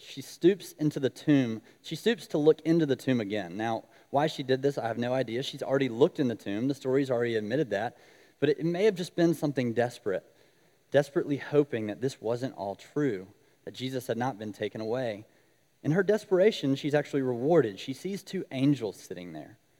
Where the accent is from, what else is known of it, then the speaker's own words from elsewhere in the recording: Alabama, United States; moved away as an adult; now in Oxford, United States; I am not originally from Mississippi, I'm from Alabama